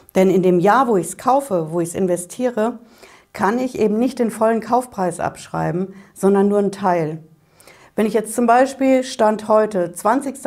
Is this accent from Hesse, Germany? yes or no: yes; Frankfurt am Main, Hesse, Germany; Bei uns in Frankfurt auf der Hanauer Landstraße